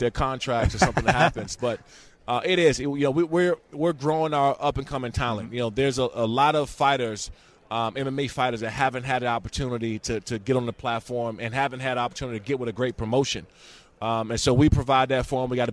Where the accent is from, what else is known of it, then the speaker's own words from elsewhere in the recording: Prince George's County, Maryland, United States; I'm from Prince George's County, mm-hmm. Maryland